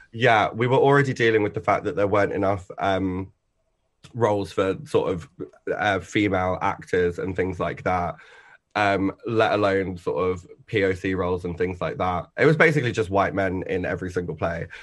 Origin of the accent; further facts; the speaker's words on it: Essex, East of England, United Kingdom; I grew up in Essex, which was honestly a lovely pa-, place to sort of, like, grow up